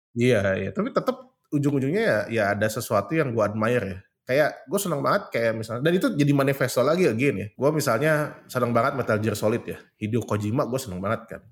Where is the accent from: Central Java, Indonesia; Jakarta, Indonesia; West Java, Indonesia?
West Java, Indonesia; Bandung; gue tuh dibesarkan di Bandung ya karena memang asli Bandung itu lahir di Bandung.